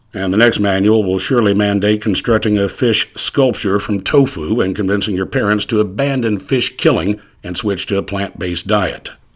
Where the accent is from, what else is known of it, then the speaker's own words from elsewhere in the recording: ArkLaTex, United States; growing up in the Architects during the seventies